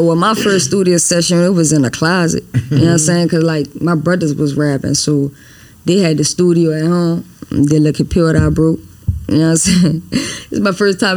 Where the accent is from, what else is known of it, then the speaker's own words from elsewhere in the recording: New Orleans, Louisiana, United States; also born or lived in Los Angeles; I'm born in Los Angeles. I was raised in New Orleans though. Been in, you know, downtown New Orleans all my life.